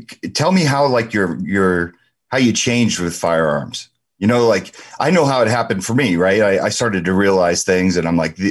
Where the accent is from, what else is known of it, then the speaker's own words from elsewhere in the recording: New Jersey, United States; we're from Jersey